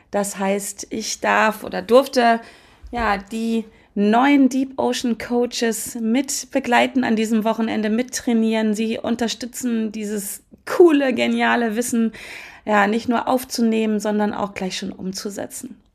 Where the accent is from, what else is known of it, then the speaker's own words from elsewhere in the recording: Hannover, Lower Saxony, Germany; born there; Das heißt Quatsch, ich bin sogar in Hannover geboren worden. Ich lebe in der Nähe von Hannover.